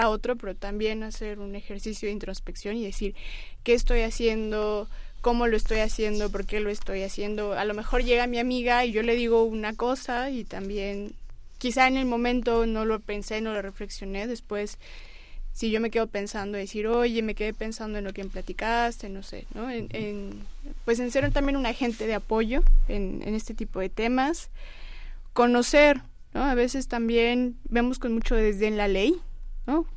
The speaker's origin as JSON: {"language": "Spanish", "country": "Mexico", "said": "nosotros como mexicanos"}